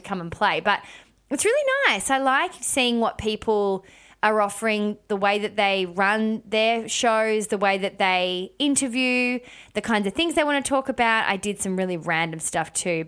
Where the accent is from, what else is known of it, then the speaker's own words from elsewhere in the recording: Melbourne, Victoria, Australia; moved away; I went to went to Melbourne town, which is my hometown